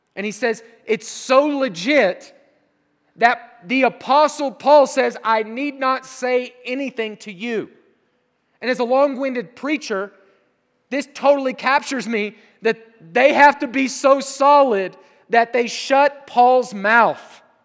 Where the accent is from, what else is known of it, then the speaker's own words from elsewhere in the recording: Southern Oklahoma, United States; moved away as an adult; also born or lived in Europe; I'm from Southern Oklahoma